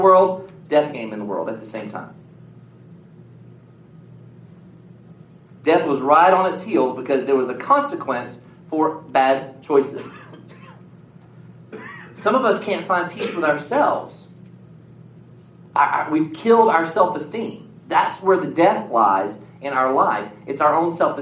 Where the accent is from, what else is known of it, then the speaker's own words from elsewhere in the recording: United States; I was born in the United States of America